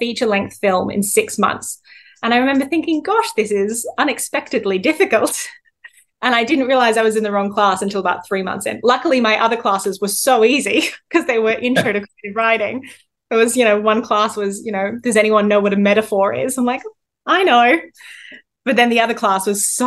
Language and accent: English; Central Coast, New South Wales, Australia; moved away as an adult; also born or lived in Wollongong / Miami / Sydney; local artists from my hometown